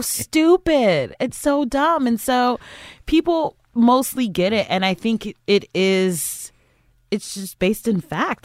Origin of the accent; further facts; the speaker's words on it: Cleveland, Ohio, United States; I'm from, I'm from Cleveland, Ohio